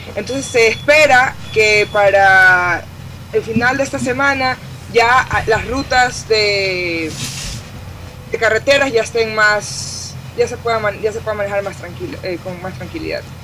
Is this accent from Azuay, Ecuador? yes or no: no; Guayaquil, Guayas, Ecuador; creciendo en Guayaquil